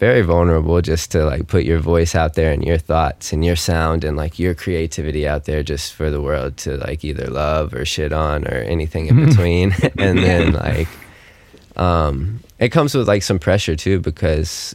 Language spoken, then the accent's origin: English; Mount Juliet, Tennessee, United States; I'm from Nashville, Tennessee, or right outside of it, a small town called Mount Juliet